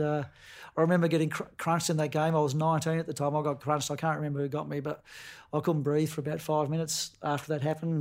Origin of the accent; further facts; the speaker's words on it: Queenstown, Tasmania, Australia; moved away as an adult; born and bred in Queenstown on the west coast of Tasmania